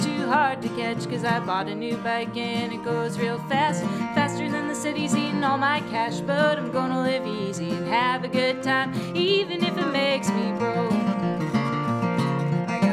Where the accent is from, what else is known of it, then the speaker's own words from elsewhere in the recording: Orange County, California, United States; moved away; I'm from Orange County, California. We had a really great public school program, so I grew up playing in orchestras